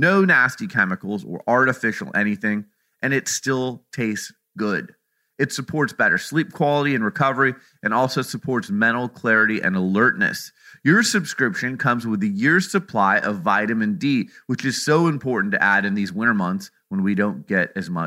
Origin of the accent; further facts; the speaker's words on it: Phoenix, Arizona, United States; my hometown of Phoenix, Arizona